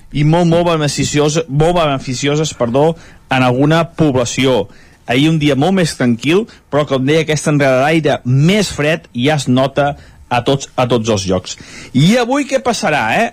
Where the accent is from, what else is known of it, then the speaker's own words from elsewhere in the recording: Sant Feliu de Codines, Catalonia, Spain; del nostre poble, del meu poble, de Sant Feliu